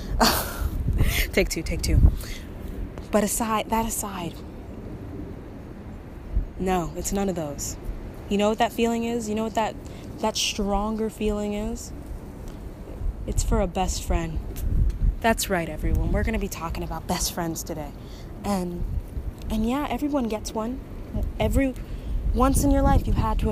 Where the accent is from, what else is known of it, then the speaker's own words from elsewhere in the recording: Texas, United States; I'm from Texas